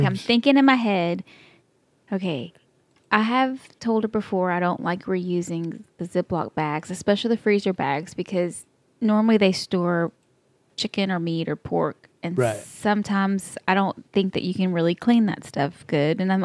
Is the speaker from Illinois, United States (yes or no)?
no; Texas, United States; accent: Texas; This is my Texas accent. I can't help it that we were brought up like that.